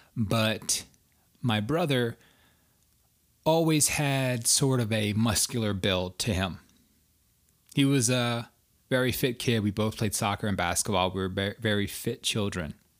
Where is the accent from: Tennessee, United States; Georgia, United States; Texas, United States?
Georgia, United States; outside of Atlanta; moved away as an adult; also born or lived in Washington, D.C. area; the skinny kid growing up outside of Atlanta, Georgia.